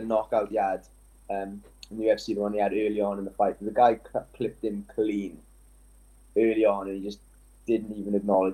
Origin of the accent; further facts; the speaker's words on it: Welsh, Wales, United Kingdom; we're Welsh